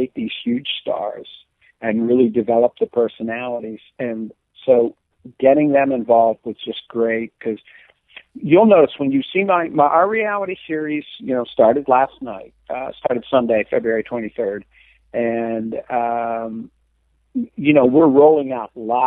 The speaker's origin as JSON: {"language": "English", "region": "Scotland", "country": "United Kingdom", "said": "I'm Scottish"}